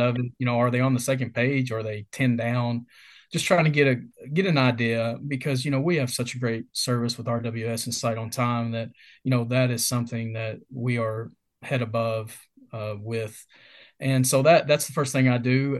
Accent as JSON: {"language": "English", "town": "Mount Sterling", "region": "Kentucky", "country": "United States", "tie": "born or raised there", "said": "born and raised in a small town in Kentucky called Mount Sterling"}